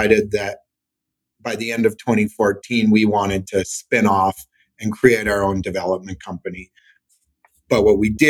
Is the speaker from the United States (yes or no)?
no; Saskatchewan, Canada; now in Calgary, Canada; I'm from Saskatchewan, which for the Americans is the Midwest of Canada, prairies, small suburban city of 200,000 people.